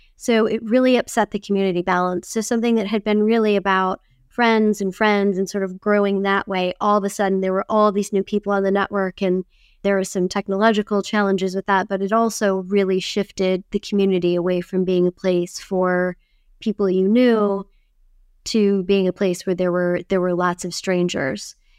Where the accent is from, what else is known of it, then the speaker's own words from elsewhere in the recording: Wisconsin, United States; I grew up in Wisconsin where it was very, very icy and cold in the winter.